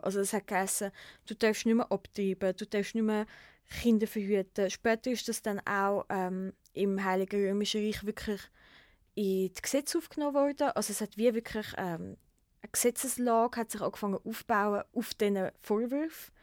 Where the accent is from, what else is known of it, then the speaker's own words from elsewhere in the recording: Switzerland; bei uns in der Schweiz